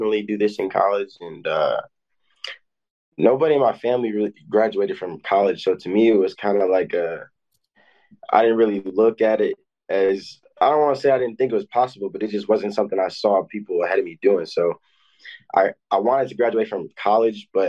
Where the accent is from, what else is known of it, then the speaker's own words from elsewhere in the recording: Illinois, United States; I'm from Illinois, which is a really tough state.